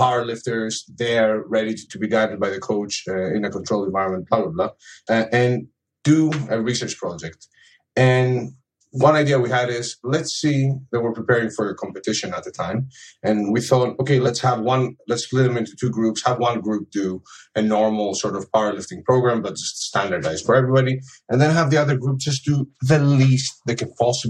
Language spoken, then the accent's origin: English; Greece; now in United Kingdom; I live in the UK, but I'm originally from Greece.